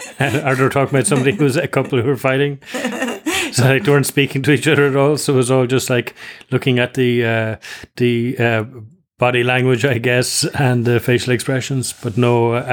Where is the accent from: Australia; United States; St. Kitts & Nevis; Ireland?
Ireland; I'm from Ireland.